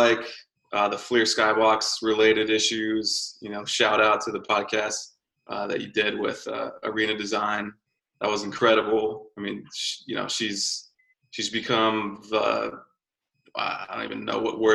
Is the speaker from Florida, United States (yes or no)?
yes; Orlando, Florida, United States; moved away; I'm from Orlando, Florida